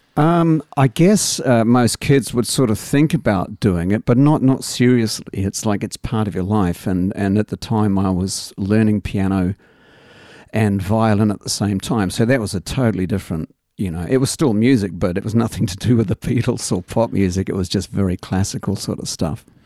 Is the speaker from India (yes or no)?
no; England, United Kingdom; also born or lived in Australia; now in Christchurch, New Zealand; growing up in England